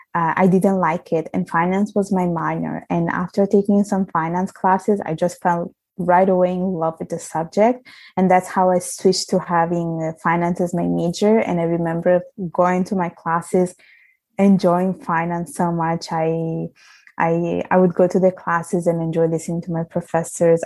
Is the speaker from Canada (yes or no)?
no; Italy; moved away; I am from Italy. I was I was brought up. I was born there